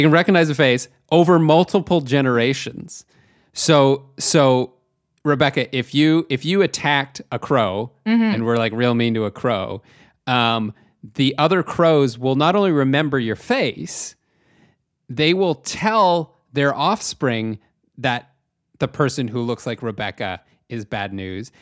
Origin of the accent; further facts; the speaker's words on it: Chatham, Ontario, Canada; I'm from Chatham, Ontario, uh, which you've never heard of, but it's a small it's a f- like small city surrounded by a farming community